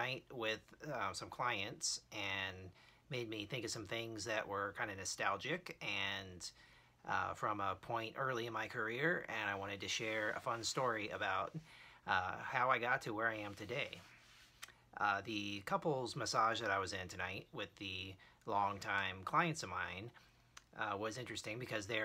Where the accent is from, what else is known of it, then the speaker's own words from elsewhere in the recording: Rockledge, Florida, United States; Rockledge, Florida, where I grew up, tiny little nowhere town